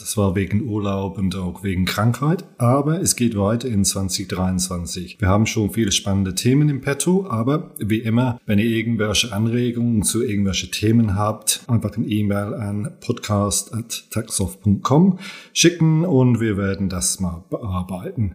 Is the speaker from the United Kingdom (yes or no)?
yes; England, United Kingdom; German is a second language; moved away as an adult; also born or lived in Germany; now in Turkey; ich bin in England geboren äh, und bin in 1985 nach Deutschland ausgewandert.